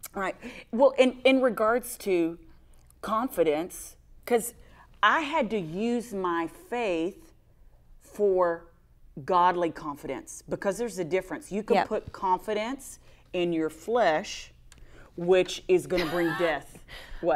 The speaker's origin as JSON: {"language": "English", "region": "Texas", "country": "United States", "said": "I'm from Texas"}